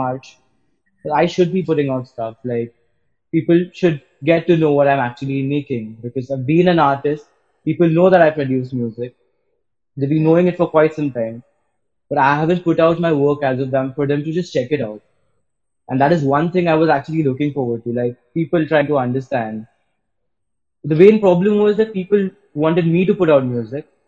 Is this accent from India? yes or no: yes; Pune, Maharashtra, India; I'm from Pune itself